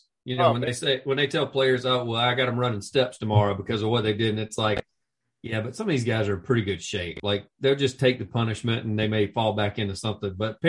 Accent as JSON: {"language": "English", "region": "Florida", "country": "United States", "tie": "born or raised there", "said": "And so growing up in Florida, my dad's from the Orlando area."}